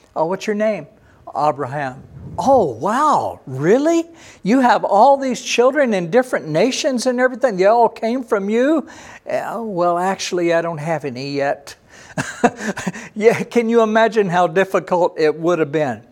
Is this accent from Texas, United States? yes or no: yes; Texas, United States; I was born in Texas